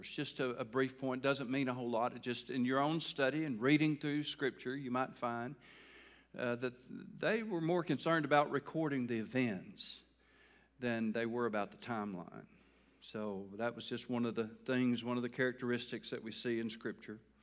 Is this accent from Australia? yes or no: no; Taylor, United States; I grew up in a town called Taylor